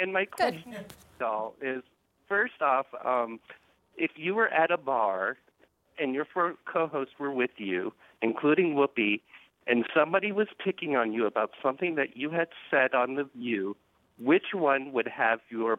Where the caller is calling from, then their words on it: Minneapolis, Minnesota, United States; I'm calling from Minneapolis.